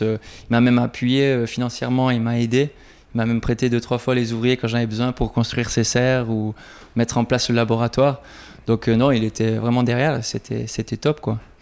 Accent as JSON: {"language": "French", "country": "Switzerland", "said": "Chez nous, en Suisse"}